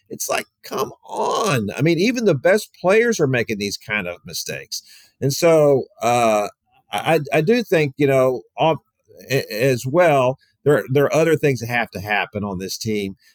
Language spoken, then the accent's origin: English; Houston, Texas, United States; I grew up in Houston with just a slew of stupid coaching decisions and hires and fires by Bud Adams when he owned the Oilers.